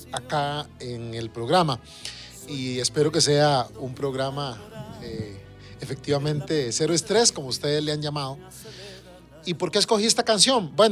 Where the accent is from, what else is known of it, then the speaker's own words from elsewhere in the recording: San José, Costa Rica; yo nací en el Hospital San Juan de Dios, o sea, más en el centro de San José